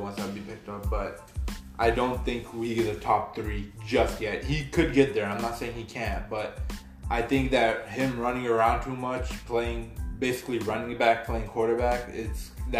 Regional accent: Houston, Texas, United States; I'm a hardcore Texans fan. I've been born and raised in Houston.

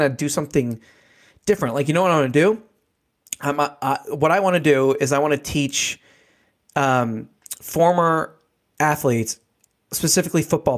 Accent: United States; born there; I treat it as we have been given the most luckiest, like, get out of jail free card in the world by just being born in America, and me and you being born as white middle class dudes, right?

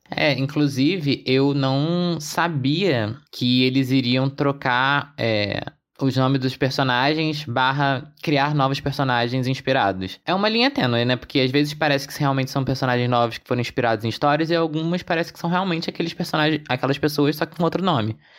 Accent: Rio de Janeiro, Brazil; A gente aqui do Rio que fala com esse sotaque

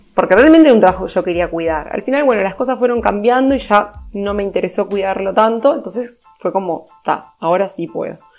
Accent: Uruguay; moved away as an adult; now in Montevideo, Uruguay; soy del interior de Uruguay. Me vine con 18 años a Montevideo a estudiar

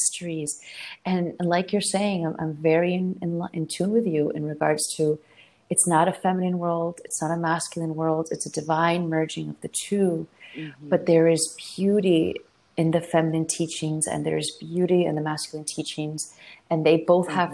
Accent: South Florida, United States; moved away as an adult; also born or lived in Argentina / Brooklyn, New York; I grew up in South Florida

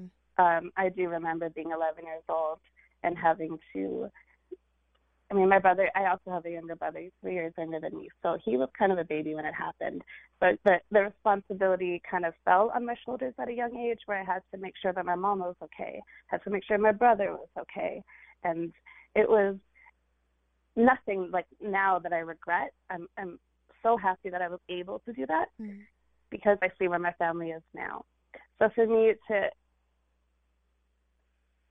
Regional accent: California, United States; this Indian girl who grew up in California

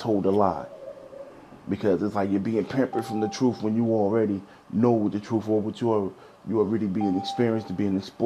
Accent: Newark, New Jersey, United States; My grandmother was in the Howard Street Projects, so I was growing up in a project. I grew up on Howard Street

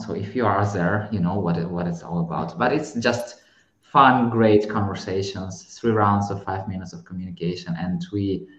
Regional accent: Kyiv, Ukraine; moved away as an adult; now in Warsaw, Poland; from Ukraine, Kiev, currently, finally, after 6 or 8 or I don't remember how many months of war, I'm finally in Warsaw, Poland.

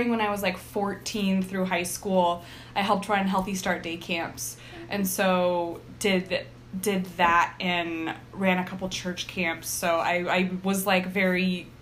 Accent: Greenville, California, United States; moved away as an adult; also born or lived in Chico, California / Lesotho; I grew up in Greenville till I was 18, and then, so that is my whole younger person years. Yeah, my whole childhood.

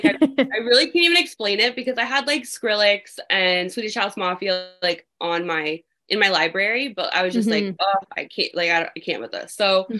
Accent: Florida, United States; Yeah, I was.

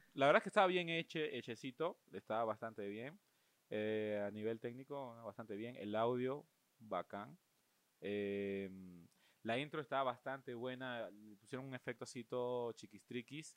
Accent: Venezuela

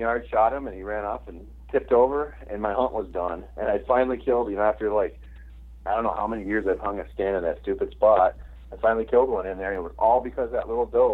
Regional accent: Minnesota, United States

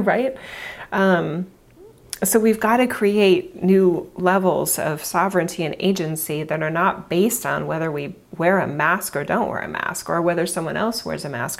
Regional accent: United States; I'm obviously an American

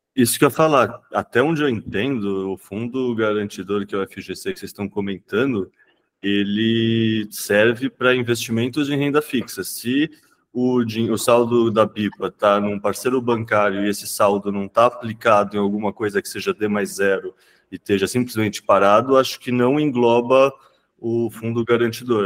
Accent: São Paulo, Brazil; eu vivi minha vida inteira em São Paulo

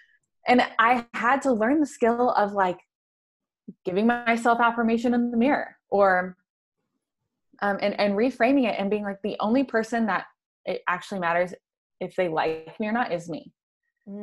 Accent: the Bible Belt, United States; I mentioned I grew up in the Bible Belt and I'm a woman

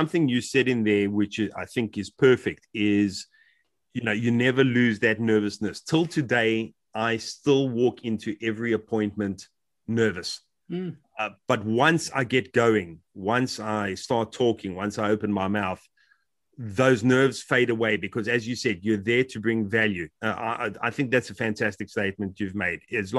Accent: South Africa; moved away as an adult; now in United Kingdom; When I came from South Africa, the move was by no means easy.

